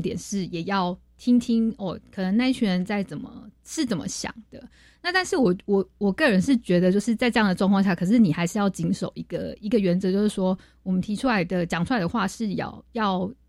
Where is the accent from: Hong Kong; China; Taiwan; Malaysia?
Taiwan; 我们台湾人